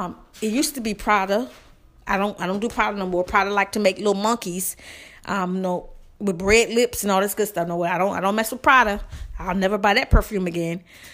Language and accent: English; the South, United States; I know y'all shocked because I'm from the South.